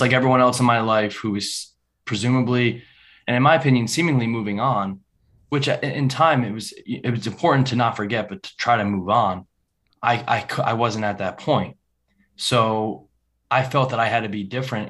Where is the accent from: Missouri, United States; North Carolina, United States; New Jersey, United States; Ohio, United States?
New Jersey, United States; New Vernon; born or raised there